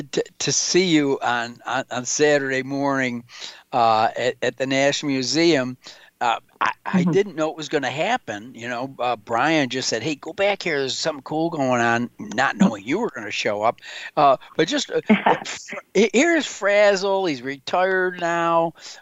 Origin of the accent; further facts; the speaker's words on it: Central New York, United States; I grew up in Central New York